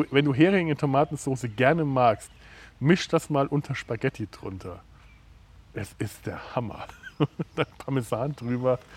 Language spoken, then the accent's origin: German; Werneck, Bavaria, Germany; In Werneck, wo ich herkomme, gibt es den Dr. Guttenweg.